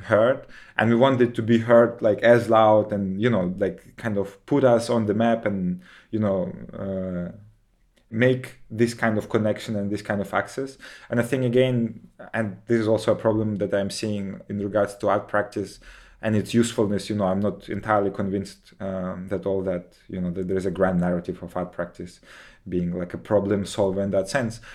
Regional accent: Kherson, Kherson Oblast, Ukraine; moved away; in my hometown in Kherson, you know, that is close to Crimea

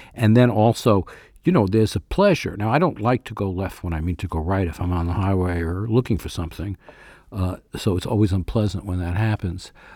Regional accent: New York, United States; born or raised there

